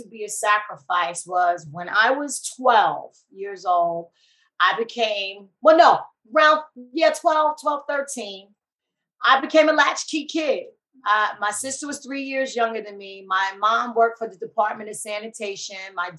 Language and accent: English; Queens, New York, United States; now in California, United States; growing up in New York, we had the best of all worlds